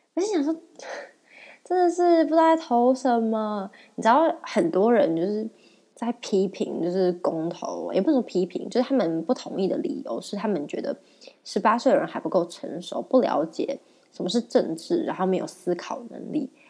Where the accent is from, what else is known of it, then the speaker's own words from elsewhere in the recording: Taiwan; 我们台湾人